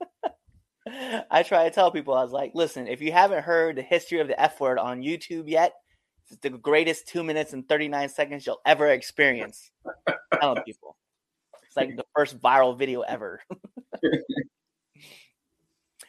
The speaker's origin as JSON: {"language": "English", "region": "Maryland", "country": "United States", "said": "I'm from Maryland"}